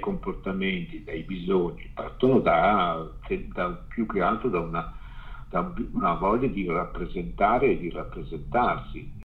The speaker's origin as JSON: {"language": "Italian", "area": "Ciociaria", "region": "Lazio", "country": "Italy", "moved": "yes", "lives_now": "Milan, Italy", "said": "tornare al mio paese in Ciociaria, che è sulle colline della Ciociaria, che è il paese che io amo di più e che, da cui sono molto lontano"}